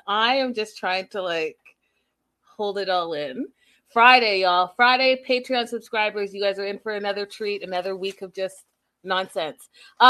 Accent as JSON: {"language": "English", "town": "Vancouver", "region": "British Columbia", "country": "Canada", "tie": "born or raised there", "also_born_or_lived": "North York", "said": "from Toronto, Canada. I was born in North York. And if you're from Toronto, you know where that is. And raised in Vancouver, BC, but I call both places home."}